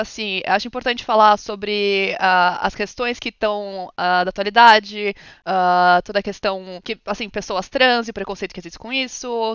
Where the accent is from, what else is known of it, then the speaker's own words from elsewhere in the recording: São Paulo, Brazil; moved away as an adult; now in London, United Kingdom; eu nasci no Brasil, São Paulo, no momento moro em Londres